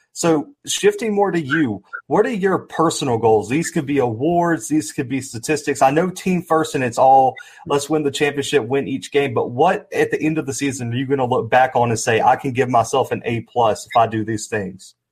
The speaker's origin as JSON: {"language": "English", "town": "Mobile", "region": "Alabama", "country": "United States", "said": "I'm from Alabama as well. I'm down from Mobile."}